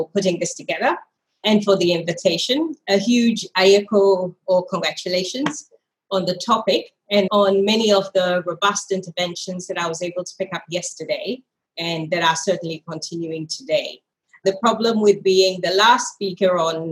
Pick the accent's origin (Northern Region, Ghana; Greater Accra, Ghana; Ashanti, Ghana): Greater Accra, Ghana; moved away; I am Ghanaian. I'm a Ga woman, as they say, and very proudly so. I have fond memories of a childhood constantly annoying my grandmother